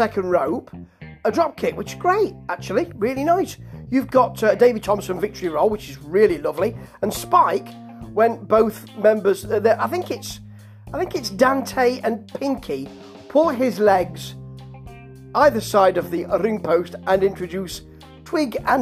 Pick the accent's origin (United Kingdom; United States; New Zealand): United Kingdom; Beeston, East Midlands; moved away; I come from Beeston, near Nottingham